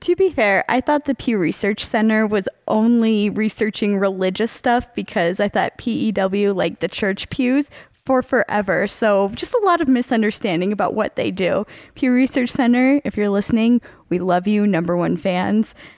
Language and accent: English; Charlotte, North Carolina, United States; growing up in Charlotte, North Carolina